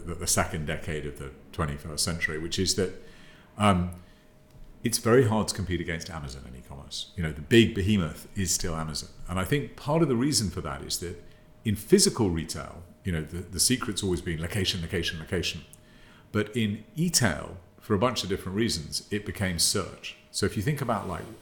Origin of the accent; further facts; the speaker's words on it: United Kingdom; accent: British; also born or lived in Thailand / Japan; as you can probably tell from my accent, I'm British. Born and bred here